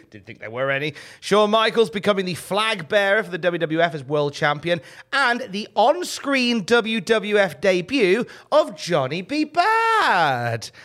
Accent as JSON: {"language": "English", "town": "Worcester", "region": "West Midlands", "country": "United Kingdom", "said": "in Worcester, where I'm originally from"}